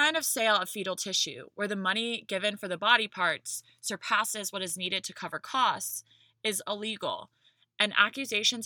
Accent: the South, United States; I'm from the South

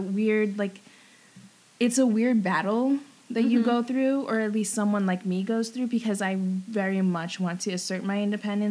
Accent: Rockland County, New York, United States; I'm from Rockland County, a suburb

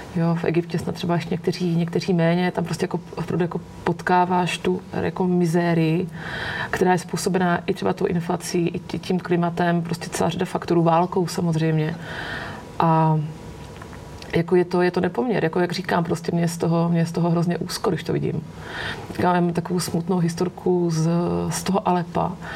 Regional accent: Olomouc, Olomouc Region, Czechia; já jsem holka z Olomouce, my jsme měli v Olomouci celý roky jako jednoho Černocha

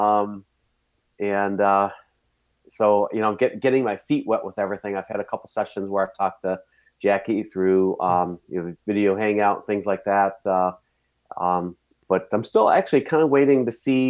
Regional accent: Cleveland, Ohio, United States; I grew up in the Cleveland area

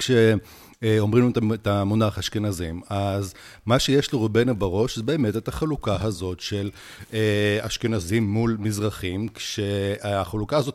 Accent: Siberia, Russia; now in Israel; אני הגעתי מסיביר, שזה טכנית עמוק באסיה, כן?

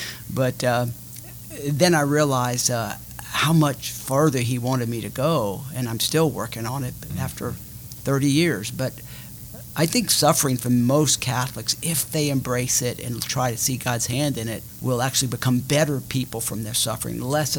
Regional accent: Covington, Louisiana, United States; I grew up in Covington.

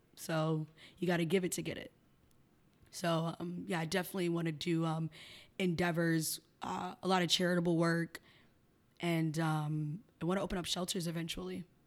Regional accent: Chicago, Illinois, United States; moved away as an adult; also born or lived in Miami; now in Philadelphia, United States; I'm from Chicago. I was born and raised in Chicago

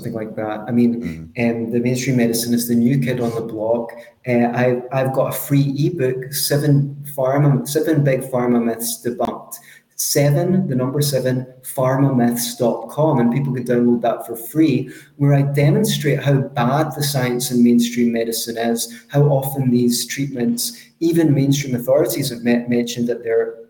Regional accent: Scotland, United Kingdom; accent: Scottish; my Scottish accent is a little bit strong

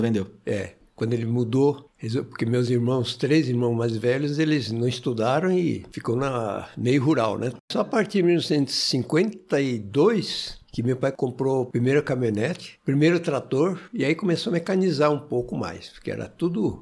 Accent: Martinópolis, São Paulo, Brazil; Eu nasci em Martinópolis, perto do Presidente Prudente ali

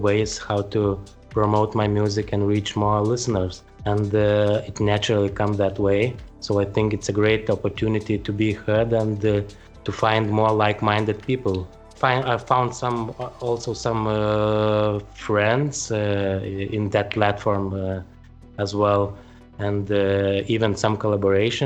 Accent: Vilnius, Vilnius County, Lithuania; I'm from Vilnius, Lithuania

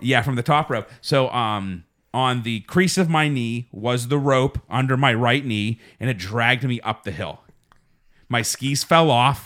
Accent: Uniontown, Pennsylvania, United States; we grew up in Uniontown, which is very close to Seven Springs

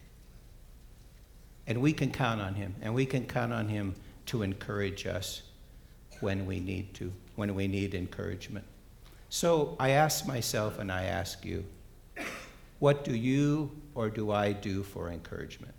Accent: Bozeman, Montana, United States; moved away; And I grew up in Bozeman, Montana

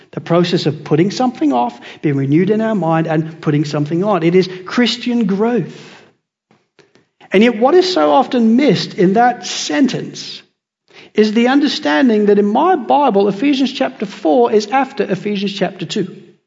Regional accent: England, United Kingdom; also born or lived in United States; now in Australia; I'm English

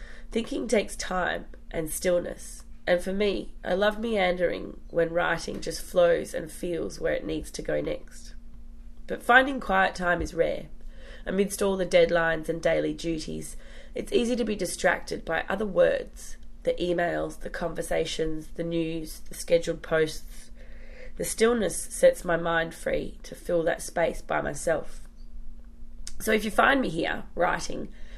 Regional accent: Perth, Western Australia, Australia; now in Western Sydney, Australia; I'm from Perth originally. I grew up going to the beach

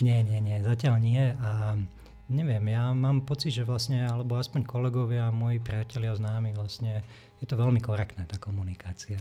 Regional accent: Slovakia; moved away as an adult; also born or lived in Olomouc, Czech Republic; now in Czech Republic

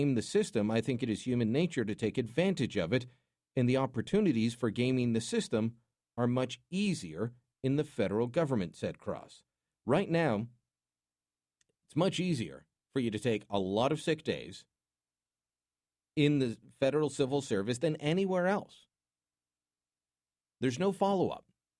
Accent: Canada; And being Canadian, we're welcoming.

